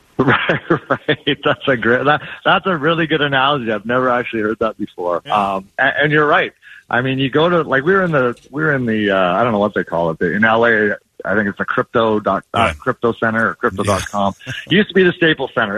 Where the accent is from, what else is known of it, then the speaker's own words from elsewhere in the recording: Edmonton, Alberta, Canada; now in Arizona, United States; I grew up in Edmonton.